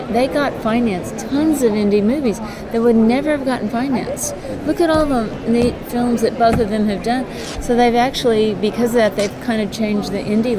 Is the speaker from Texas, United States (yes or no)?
yes; McAllen, Texas, United States; I'm from the border of Mexico. I grew up in La Frontera, McAllen, Texas